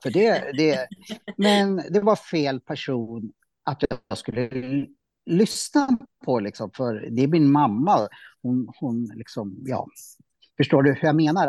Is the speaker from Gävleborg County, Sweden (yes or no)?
yes; Norrsundet, Gävleborg County, Sweden; jag är uppvuxen i Norrsundet